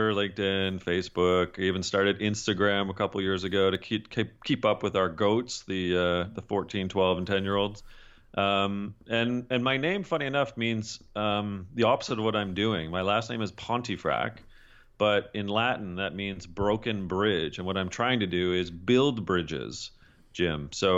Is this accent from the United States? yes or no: no; Canada; Well, I'm Canadian, and don't hold that against your northern neighbor